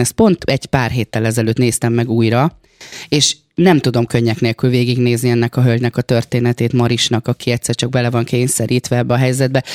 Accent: Békés, Hungary; now in Budapest, Hungary; én Békés megyei vagyok

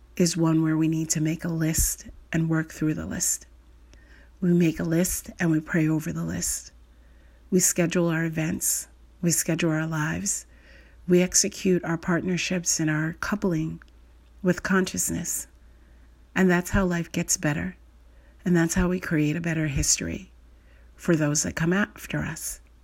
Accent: United States; someone like me, who's an American

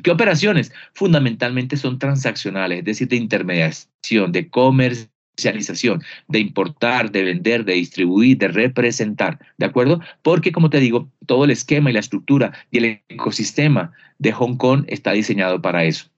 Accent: Barranquilla, Atlántico, Colombia; Yo soy de Barranquilla, de la Universidad del Norte, provincia

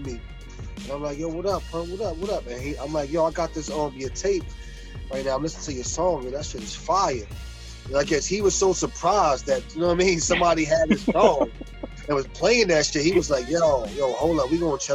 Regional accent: New York City, New York, United States; I'm from Prospect. From Prospect Avenue, born and raised

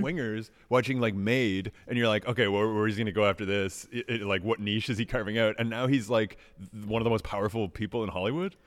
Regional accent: Canada; as a Canadian

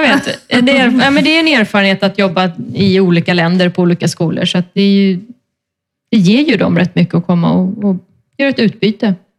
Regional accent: Sweden; now in Spain; hemma i Sverige

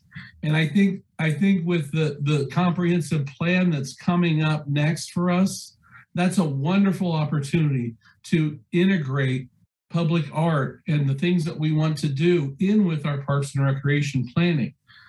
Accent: Salina, Kansas, United States; Mary, my background, I come from Salina, and we have the rich cultural river festival that I think is a jewel for that community.

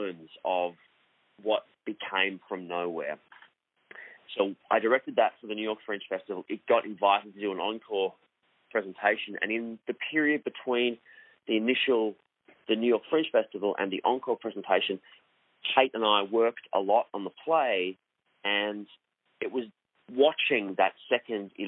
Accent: Melbourne, Victoria, Australia; also born or lived in Sydney; I was born in Melbourne. In Australia

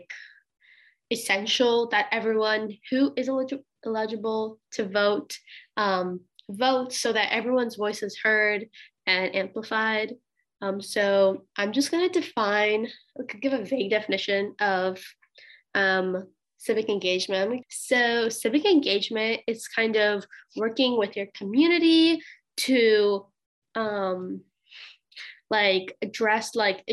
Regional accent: Suwanee, Georgia, United States; I'm from Suwanee, Georgia

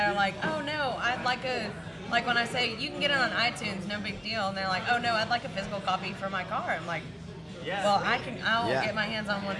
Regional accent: Crosby, Texas, United States; we're from Crosby.

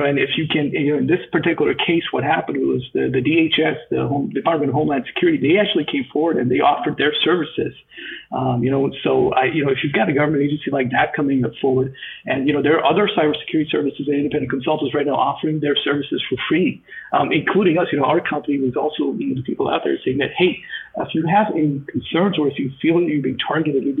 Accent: Canada; I'm a Canadian

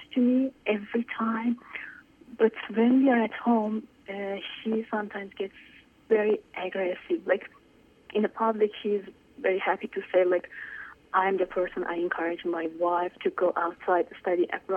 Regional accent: Iran; moved away; I was born in Iran, and I was born and raised in a super liberal family inside Iran

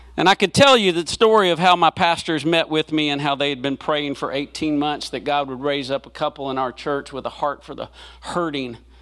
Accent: Selma, Alabama, United States; now in Memphis, United States; I was born in Selma, Alabama

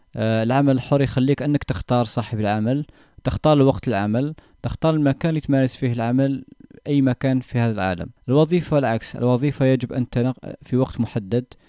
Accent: Algeria; كجزائريين او كعرب

